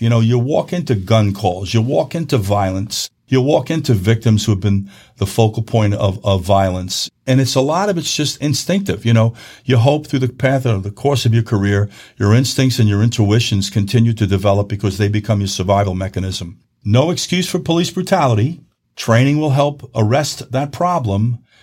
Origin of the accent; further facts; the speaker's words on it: New York, United States; where I'm from in New York in the Northeast